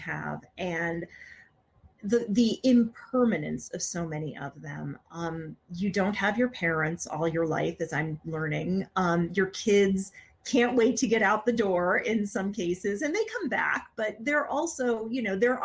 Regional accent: Connecticut, United States; I grew up in Connecticut

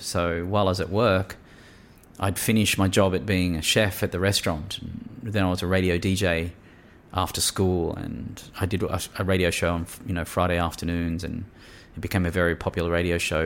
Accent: New South Wales, Australia; Grew up in a country New South Wales town

